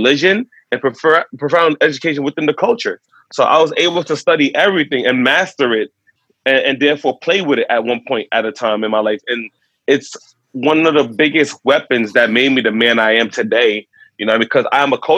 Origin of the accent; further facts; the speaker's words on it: New York City, New York, United States; I was born and raised the first generation in New York City